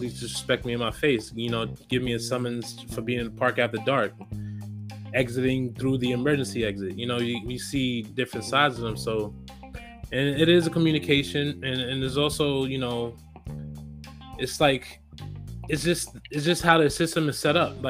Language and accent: English; New York City, New York, United States; I'm from the Bronx. I grew up there